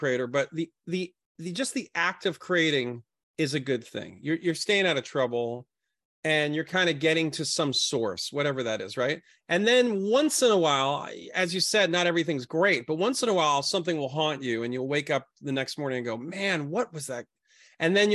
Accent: New York City, New York, United States; I grew up in Brooklyn, Coney Island.

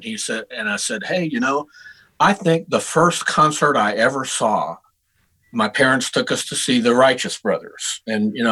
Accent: Houston, Texas, United States; moved away as an adult; also born or lived in Denton, Texas; now in Nashville, United States; I was born in Houston, Texas

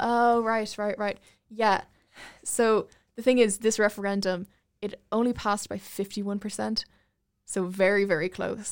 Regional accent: Ireland; I grew up in Ireland

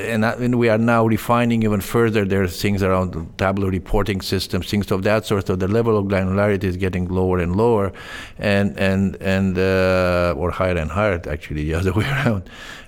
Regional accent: Canada; also born or lived in Eastern Europe; I was born in Eastern Europe, but kind of immigrated in Canada early in my life.

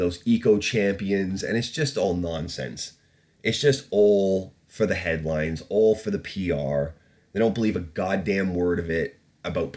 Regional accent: Canada; moved away; also born or lived in England; when I lived in Canada and was growing up

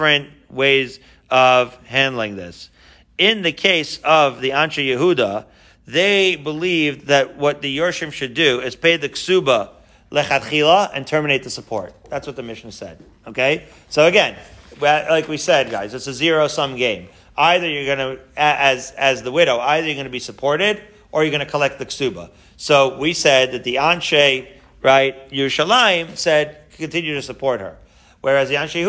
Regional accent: Merrick, New York, United States; I grew up in Merrick, Long Island

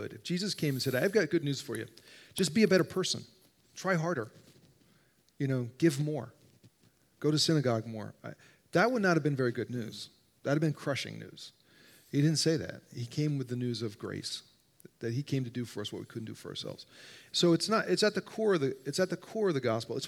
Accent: New Jersey, United States; moved away as an adult; now in Illinois, United States; I grew up in New Jersey, and we were in New Jersey for 7 years

